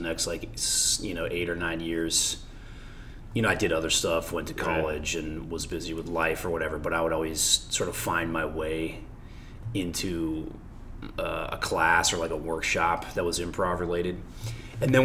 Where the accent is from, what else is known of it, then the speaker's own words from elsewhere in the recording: San Francisco Bay Area, California, United States; moved away; Born and raised in California, in the San Francisco Bay Area